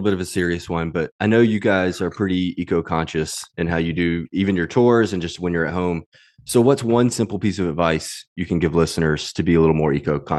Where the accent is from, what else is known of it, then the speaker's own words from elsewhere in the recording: Mississippi, United States; I grew up in Mississippi where everything's a little more spread out